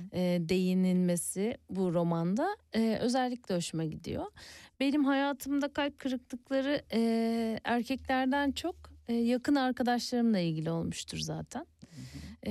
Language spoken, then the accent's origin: Turkish; Ereğli, Zonguldak, Turkey; moved away; also born or lived in Istanbul; ben orada doğup büyüdüm